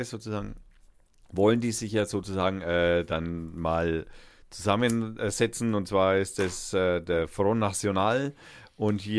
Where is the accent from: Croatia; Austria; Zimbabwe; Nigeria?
Austria; und ich bin Österreicher und warte auf die nächste Seite.